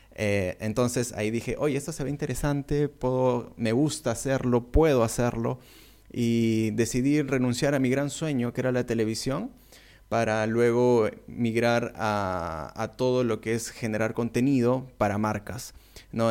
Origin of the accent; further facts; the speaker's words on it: Peru; soy de Perú